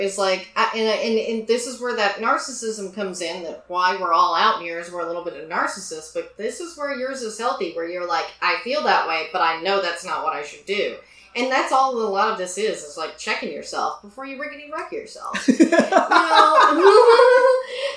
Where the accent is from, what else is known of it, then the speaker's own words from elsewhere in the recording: Tyler, Texas, United States; moved away as an adult; growing up in Texas